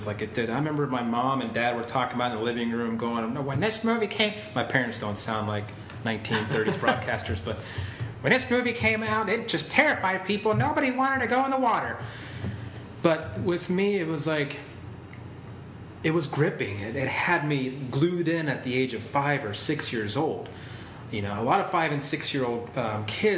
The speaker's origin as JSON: {"language": "English", "town": "Tampa", "region": "Florida", "country": "United States", "tie": "born or raised there", "also_born_or_lived": "Chillicothe, Ohio / Lutz, Florida", "said": "I think we lived there till about 95 or 96, and my mom and my brother and I moved down here"}